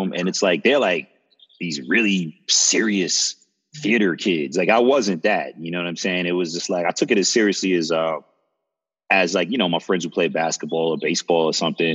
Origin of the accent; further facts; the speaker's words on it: Plainfield, New Jersey, United States; also born or lived in East Orange, New Jersey / Bahamas (ancestry); I was born in Jersey, East Orange, but then lived in Plainfield mostly for my youth